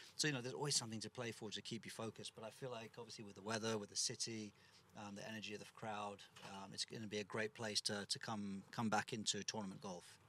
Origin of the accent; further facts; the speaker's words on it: England, United Kingdom; as an English kid